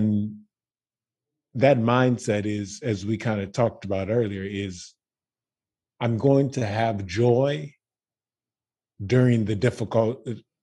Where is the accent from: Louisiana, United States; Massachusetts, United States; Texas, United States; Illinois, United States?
Louisiana, United States; Baton Rouge; I am from Baton Rouge, Louisiana